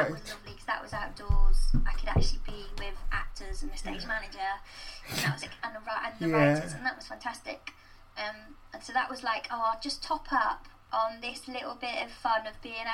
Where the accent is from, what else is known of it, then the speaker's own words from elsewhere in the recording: Gloucestershire, South West England, United Kingdom; I wasn't able to go to like youth theatre or young company growing up in Gloucestershire